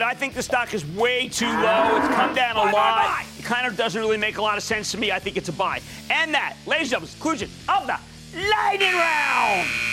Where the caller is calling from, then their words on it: Detroit, Michigan, United States; I am calling from the Motor City